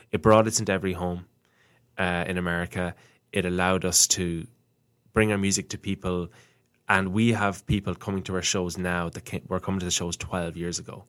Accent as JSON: {"language": "English", "country": "Ireland", "tie": "born or raised there", "said": "growing up in Ireland in school"}